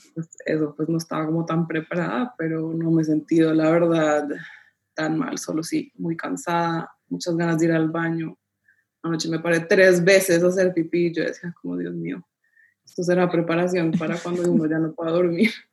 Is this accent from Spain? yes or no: no; Colombia; now in Panama; yo soy colombiana, mi esposo es italiano, vivimos en Panamá